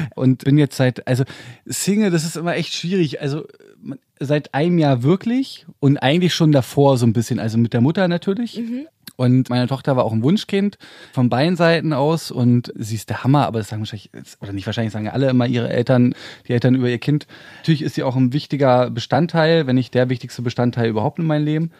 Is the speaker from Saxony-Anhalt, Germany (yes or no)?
no; Berlin, Germany; ich bin richtiger Urberliner. Dritte Generation schon